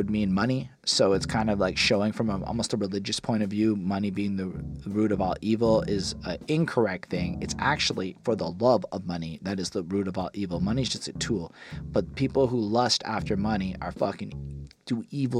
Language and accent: English; Canada; as a Canadian